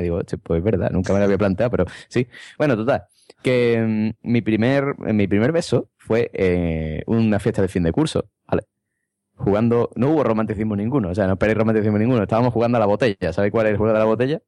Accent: Madrid, Community of Madrid, Spain; como soy de Madrid

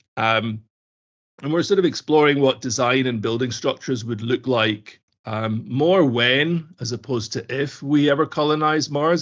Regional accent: Glasgow, Scotland, United Kingdom; I grew up in Scotland, in Glasgow

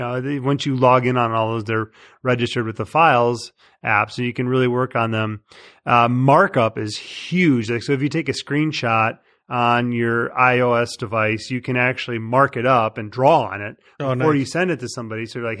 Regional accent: Chicago, Illinois, United States; I'm from Chicago

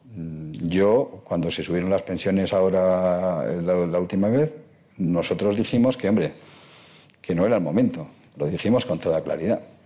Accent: Basque Country, Spain; mi tierra, en el País Vasco

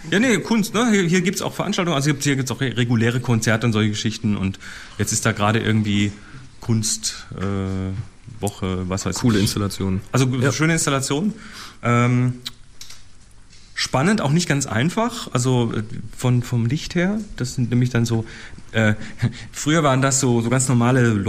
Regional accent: Germany; ich komme aus der Nähe von Bremen.

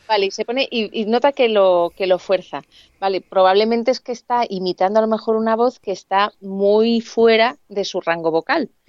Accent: Alicante, Valencian Community, Spain; moved away as an adult; now in Madrid, Spain

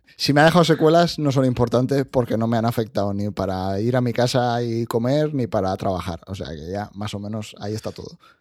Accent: Spain; yo soy de España

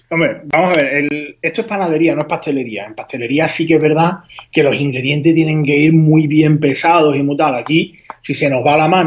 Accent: Huelva, Andalusia, Spain; yo, soy de, de, Huelva, habrás notado por mi, por mi acento

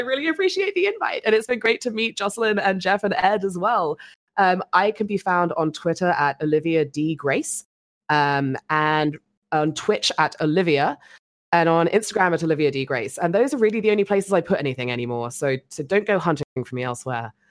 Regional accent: England, United Kingdom; being English

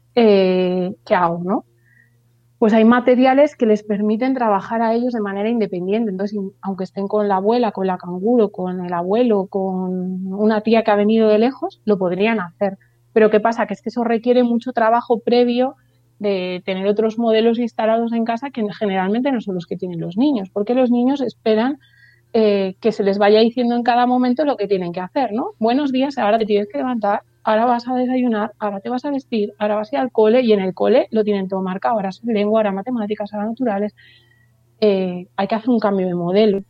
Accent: Burgos, Castile and León, Spain; en nuestra ciudad, ya sabéis que soy de Burgos

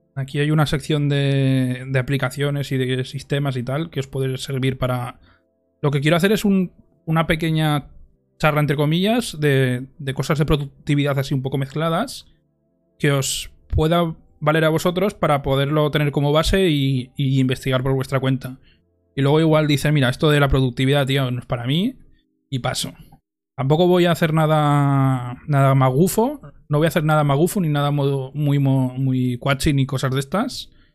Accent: Monzón, Aragon, Spain; en Monzón, en mi pueblo

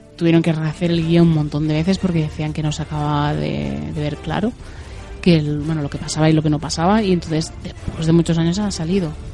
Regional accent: Spain; aquí de España

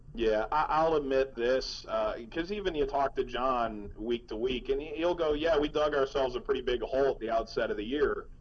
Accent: Cleveland, Ohio, United States; moved away as an adult; also born or lived in New York; now in New York area, United States; grew up in Cleveland

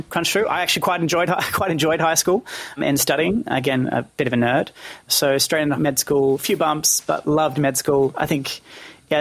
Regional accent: Penrith, New South Wales, Australia; born and raised in Penrith

